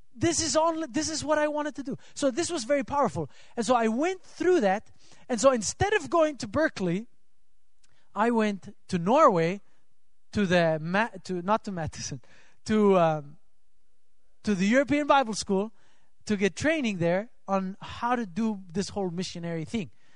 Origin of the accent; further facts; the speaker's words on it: Switzerland; moved away; I'm from Switzerland